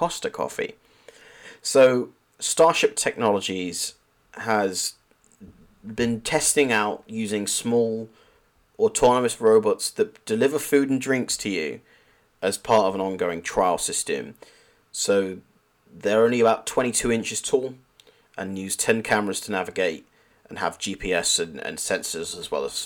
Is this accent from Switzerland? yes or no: no; Chippenham, South West England, United Kingdom; my hometown, Chippenham in Wiltshire